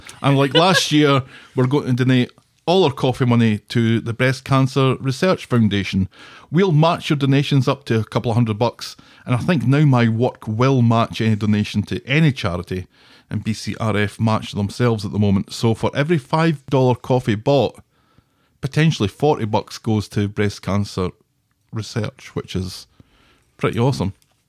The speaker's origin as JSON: {"language": "English", "town": "Davyhulme", "region": "North West England", "country": "United Kingdom", "tie": "born or raised there", "said": "Incidentally, I grew up in Davyhulme and my dad played local football for Trafford, Macclesfield, Winton Albion, Flixton, and Irlam"}